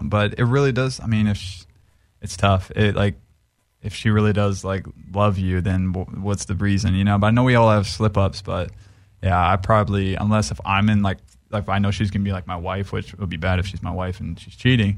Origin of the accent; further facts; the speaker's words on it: Maui, Hawaii, United States; now in Los Angeles, United States; I grew up in Hawaii